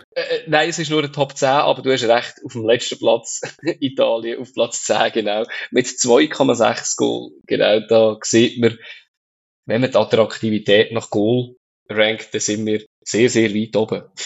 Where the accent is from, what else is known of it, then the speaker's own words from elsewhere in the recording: Switzerland; bei uns in der Schweiz